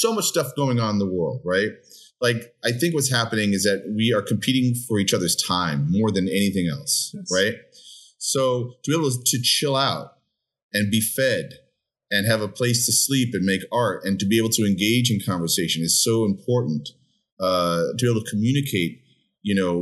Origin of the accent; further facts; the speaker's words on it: New York City, New York, United States; also born or lived in Brooklyn, New York; I grew up in the Upper West Side of Manhattan, moved to Brooklyn about 25 years ago